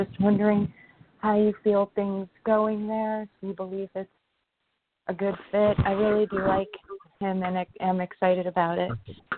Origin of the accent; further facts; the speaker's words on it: New York, United States; Sure. I'm from New York.